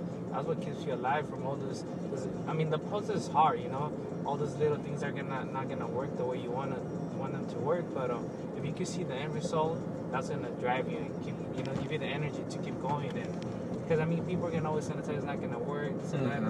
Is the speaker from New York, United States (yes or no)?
no; West Covina, California, United States; I grew up in West Covina.